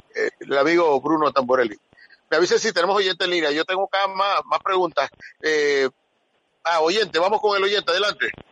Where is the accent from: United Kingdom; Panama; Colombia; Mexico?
Panama; nosotros como, como panameños